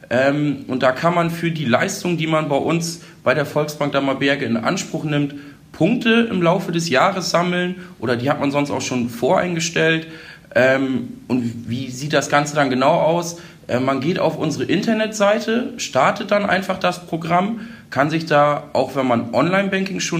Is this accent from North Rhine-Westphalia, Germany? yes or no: no; Holdorf, Lower Saxony, Germany; Bin sonst auch gebürtiger Holdorfer, also sehr hier in der Gemeinde mit vielen Vereinen verwurzelt